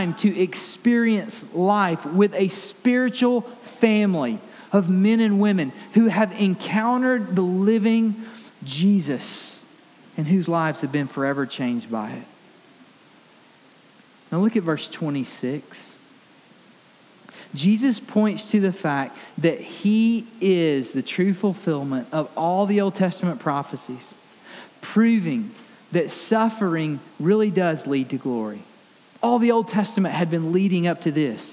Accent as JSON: {"language": "English", "region": "Alabama", "country": "United States", "tie": "born or raised there", "said": "I grew up in Alabama"}